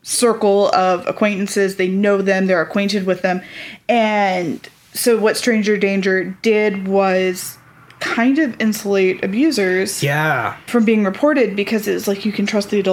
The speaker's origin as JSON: {"language": "English", "region": "the South", "country": "United States", "tie": "born or raised there", "said": "I grew up in the South"}